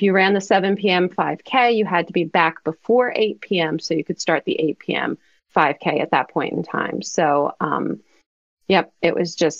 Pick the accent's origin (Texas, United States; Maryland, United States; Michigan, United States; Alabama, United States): Maryland, United States; I'm from Maryland